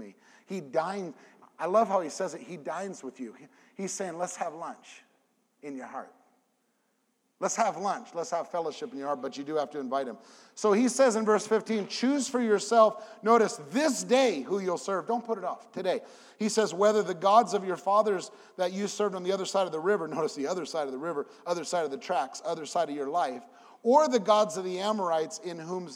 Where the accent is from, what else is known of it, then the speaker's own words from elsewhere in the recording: California, United States; moved away as an adult; now in Memphis, United States; I have a 714 number because I'm from California